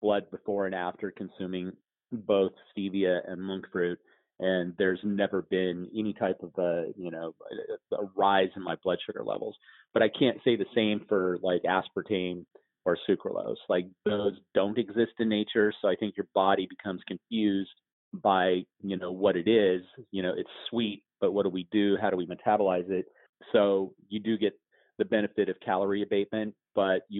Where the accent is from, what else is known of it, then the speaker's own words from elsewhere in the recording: Colorado, United States; moved away; also born or lived in Arizona; I grew up in Colorado on a ranch, and ultimately ended up moving to Arizona